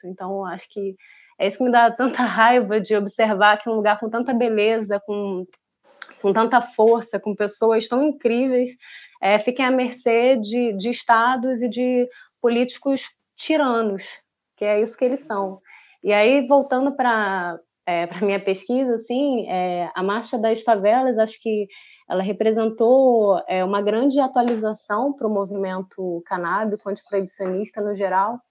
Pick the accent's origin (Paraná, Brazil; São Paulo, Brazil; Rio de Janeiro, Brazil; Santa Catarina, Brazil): Rio de Janeiro, Brazil; São Gonçalo; eu sou da periferia, sou de São Gonçalo